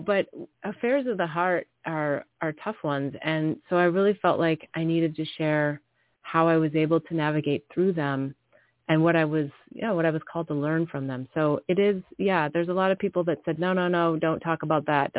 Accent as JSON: {"language": "English", "area": "the Midwest of America", "region": "North Dakota", "country": "United States", "tie": "born or raised there", "also_born_or_lived": "New York City / Singapore / India / Bali", "moved": "yes", "lives_now": "California, United States", "said": "I grew up in the Midwest of America"}